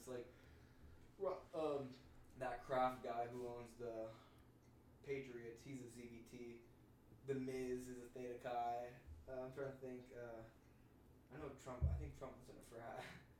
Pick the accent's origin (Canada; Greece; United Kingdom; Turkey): Greece; I'm from Greece.